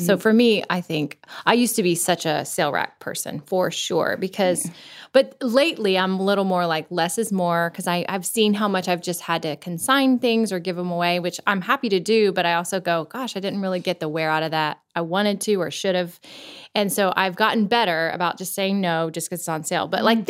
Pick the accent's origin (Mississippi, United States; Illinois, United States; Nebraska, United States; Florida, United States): Florida, United States; now in Nashville, United States; You know, I grew up in Florida. I never had a winter coat my whole life, right? Yeah. Well, we're now in Nashville.